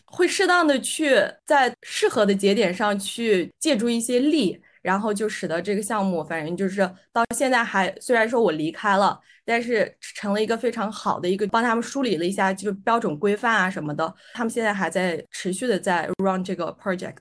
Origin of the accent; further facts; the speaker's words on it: Aksu, Xinjiang, China; also born or lived in United Kingdom / Malaysia / Shenzhen; now in Shanghai, China; 我来自新疆阿克苏，是一个南疆城市。那目前呢，我在上海。我之前呢，也是在英国和马来西亚留学过。然后来上海之前呢，我是在深圳待过，呃，一段时间。那我现在是在一家，呃，面向区块链技术的一个创业团队做项目经理